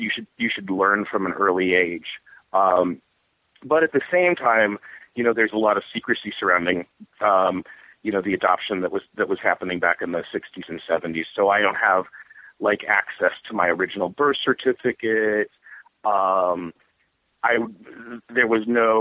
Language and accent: English; near Sidney, far western Nebraska, United States; moved away; I grew up in Nebraska, in the far western corner of Nebraska, in a small town of about 20 people that was outside of the larger metropolis of Sydney, which is about 6,000